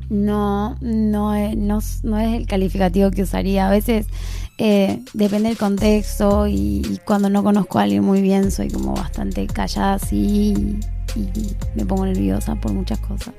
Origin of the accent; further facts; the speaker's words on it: near the Bolivian border, northern Argentina, Argentina; yo soy del norte del país, en verdad no soy de Buenos Aires, soy del norte norte, que eso está bien al límite de Bolivia